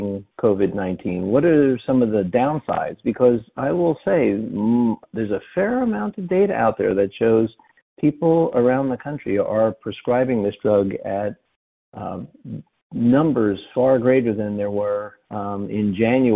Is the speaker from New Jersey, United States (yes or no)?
yes; New Jersey, United States; when I was a kid growing up in New Jersey